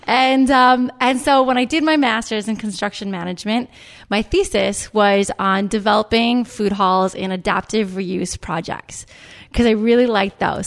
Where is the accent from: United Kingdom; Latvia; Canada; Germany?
Canada; moved away as an adult; also born or lived in New York; now in United States; I'm Canadian. I went to business school in Canada, and then I moved to New York